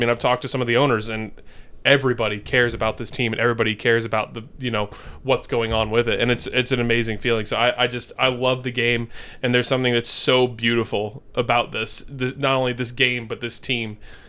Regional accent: United States; growing up in America

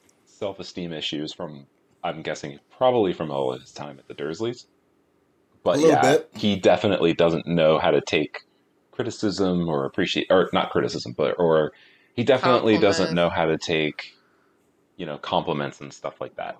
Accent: the South, United States; I was raised in the South, and schools close down when there's just, like, two flakes of snow on the ground.

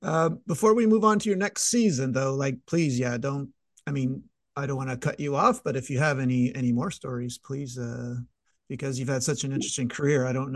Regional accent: Montreal, Quebec, Canada; I'm from Montreal

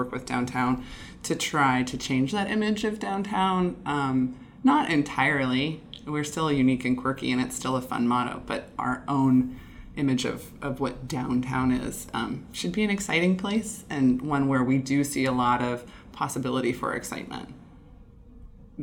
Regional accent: Illinois, United States; moved away as an adult; now in Bellingham, United States; I'm from Illinois and moved here about 11 years ago

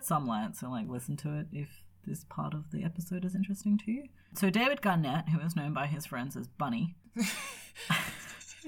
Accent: Australia; we're Australian

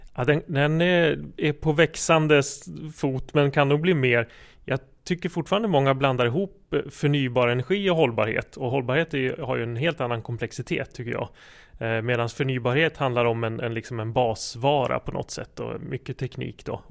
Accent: Jämtland, Sweden; moved away as an adult; also born or lived in Uppsala; jag är uppvuxen här i Jämtland men har bott i Uppsala eh, lång tid av mitt liv

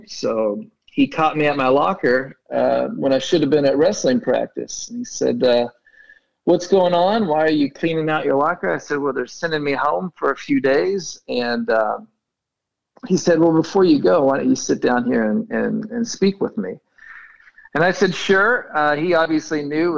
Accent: Tulsa, Oklahoma, United States; moved away as an adult; also born or lived in Paris, France; now in Fort Worth, United States; I'm from Tulsa, Oklahoma, born and raised there.

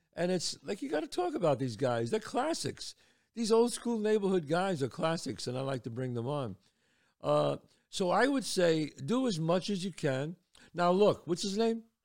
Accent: New York City, New York, United States; I was born and raised in the Bronx.

